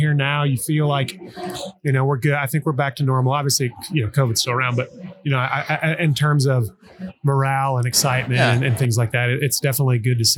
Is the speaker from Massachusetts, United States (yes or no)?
no; Oklahoma, United States; I grew up in Oklahoma